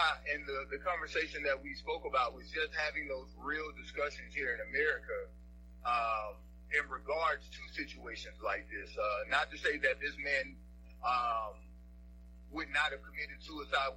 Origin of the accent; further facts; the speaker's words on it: Shreveport, Louisiana, United States; moved away as an adult; also born or lived in Orlando, Florida / New York City; now in Florida, United States; growing up in Shreveport, Louisiana